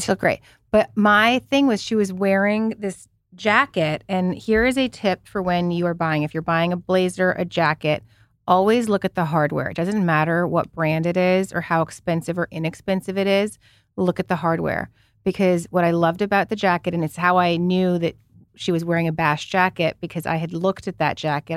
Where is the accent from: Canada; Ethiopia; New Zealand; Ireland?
Canada; moved away; as a Canadian who never celebrated Thanksgiving, even the Canadian one, 'cause my parents were not Canadian. They were, you know, European